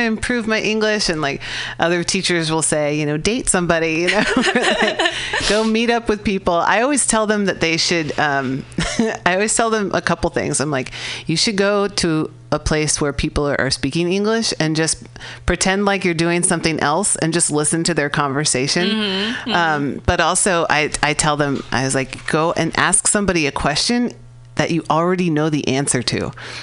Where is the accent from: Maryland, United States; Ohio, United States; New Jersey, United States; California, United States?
California, United States; I'm from California.